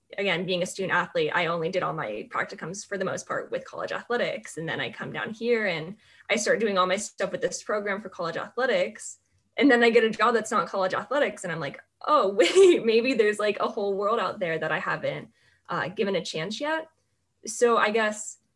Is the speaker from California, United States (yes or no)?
yes; Southern California, United States; moved away as an adult; also born or lived in Pullman, Washington; now in San Francisco, United States; I'm from Southern California